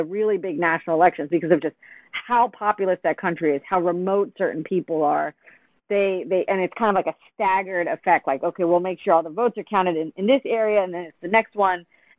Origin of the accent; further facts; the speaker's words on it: Pennsylvania, United States; I think my home state of Pennsylvania has that rule, if I remember correctly.